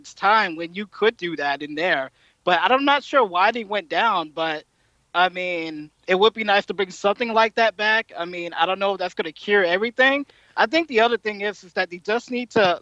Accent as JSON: {"language": "English", "town": "Atlantic City", "region": "New Jersey", "country": "United States", "said": "I'm from Jersey, Atlantic City"}